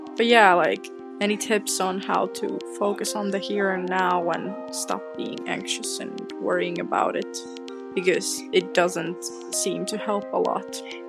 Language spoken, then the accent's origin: English; Bristol, South West England, United Kingdom; I'm from Bristol, UK.